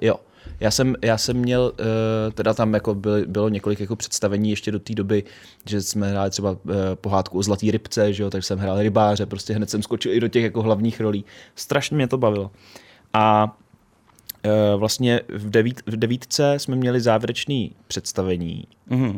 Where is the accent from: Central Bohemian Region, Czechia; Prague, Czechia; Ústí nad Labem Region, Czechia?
Central Bohemian Region, Czechia; Pečky; já jsem z Peček